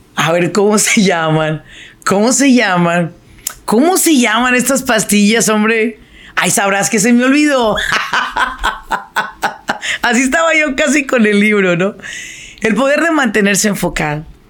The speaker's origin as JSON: {"language": "Spanish", "town": "Apatzingán", "region": "Michoacán", "country": "Mexico", "moved": "yes", "lives_now": "Irvine, United States", "said": "yo soy de Apachingán, ¿verdad? Me vine de Apachingán por el calor"}